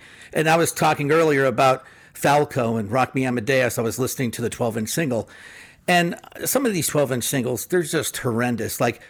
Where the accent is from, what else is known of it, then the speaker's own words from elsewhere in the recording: Phoenix, Arizona, United States; growing up in Phoenix in the 80s